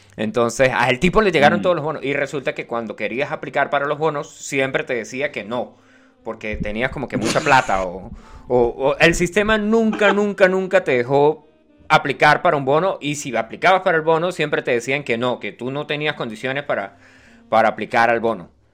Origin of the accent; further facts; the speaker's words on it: Venezuela; also born or lived in Chile; hablamos como venezolano